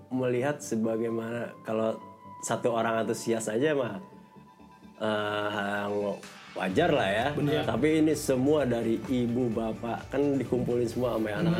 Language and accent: Indonesian; India; Indonesian is a second language; now in Indonesia; Uh, India. Orang